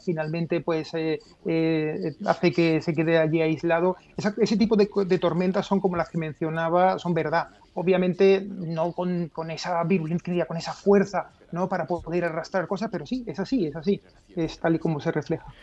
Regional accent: Seville, Andalusia, Spain; soy de Sevilla

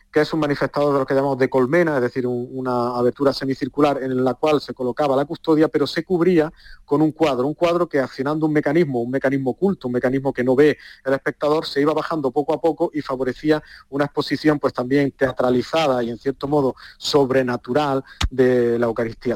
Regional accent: Granada, Andalusia, Spain; como granadino. Los granadinos sentimos a San Juan de Dios como algo propio

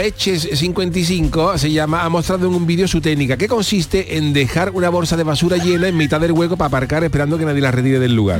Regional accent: Cádiz, Andalusia, Spain; yo vengo de Cádiz

